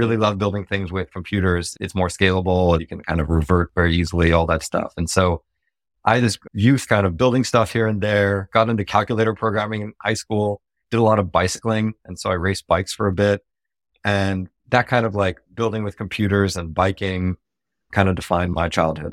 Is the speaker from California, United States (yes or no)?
yes; Silicon Valley, California, United States; I grew up in Silicon Valley